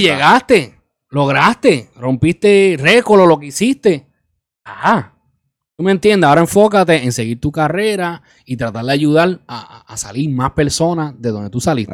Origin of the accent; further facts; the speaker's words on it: Isabela, Puerto Rico; now in New York, United States; invertir en mi pueblo, invertir en mi país